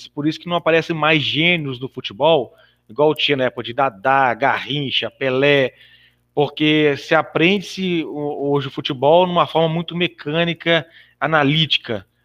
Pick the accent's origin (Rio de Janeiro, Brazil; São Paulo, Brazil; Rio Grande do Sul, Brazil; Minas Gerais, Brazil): Minas Gerais, Brazil; Belo Horizonte; eu nasci em Belo Horizonte, né? Tenho 43 anos, muito bem vividos, graças a Deus.